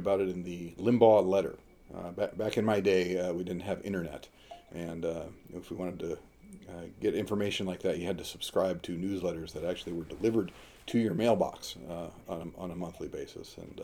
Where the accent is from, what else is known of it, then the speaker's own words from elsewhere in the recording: United States; also born or lived in San Diego, California / Washington State / Michigan; now in Auburn, New Hampshire, United States; I grew up primarily in two locations, San Diego, California, and way up in the northeast corner of Washington State.